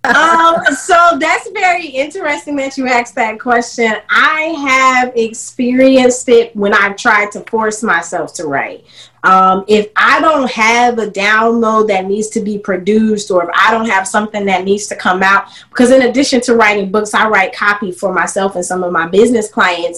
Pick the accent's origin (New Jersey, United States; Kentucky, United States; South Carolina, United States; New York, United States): South Carolina, United States; moved away; in 2016, I decided to move uh, my roots back to South Carolina to my hometown